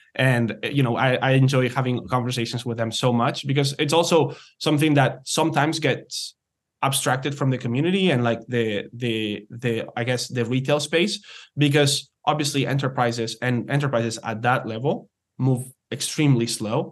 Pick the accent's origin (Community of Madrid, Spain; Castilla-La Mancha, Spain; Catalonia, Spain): Catalonia, Spain; Barcelona; moved away as an adult; also born or lived in United States / Canada; I'm, I'm originally from, from Spain. I'm from Barcelona, um, but have been betwe-, living between the U S and Canada for the past ten years.